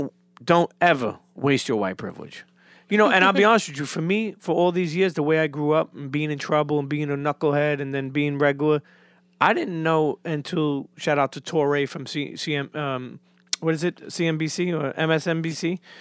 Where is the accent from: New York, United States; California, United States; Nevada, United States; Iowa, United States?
New York, United States; Coney Island; also born or lived in Bensonhurst; Well, keep in mind, too, I grew up in Coney Island till I was a teenager, then moved to Bensonhurst.